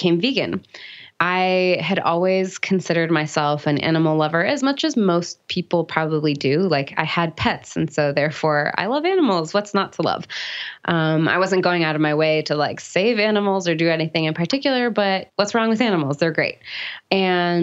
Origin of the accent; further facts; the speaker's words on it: California near San Francisco, United States; moved away as an adult; now in North Carolina, United States; And I grew up in California near San Francisco